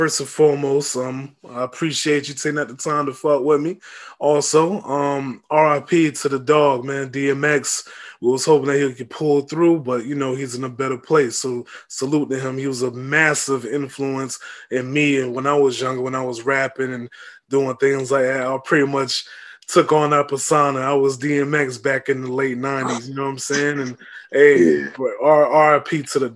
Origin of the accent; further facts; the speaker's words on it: Tampa, Florida, United States; also born or lived in New York; I was born in New York, but I'm from Tampa. Like I'm from Hillsborough County, Tampa, Florida